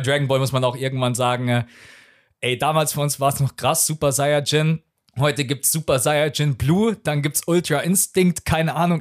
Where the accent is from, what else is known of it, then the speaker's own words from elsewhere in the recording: Munich, Bavaria, Germany; Ich bin gebürtiger Münchner, bin hier aufgewachsen